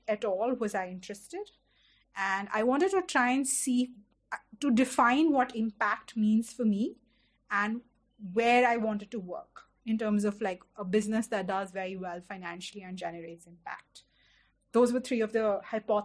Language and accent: English; Delhi, India; I had lived in Delhi all my life, but I didn't know Delhi beyond a Connaught Place because I grew up in South Delhi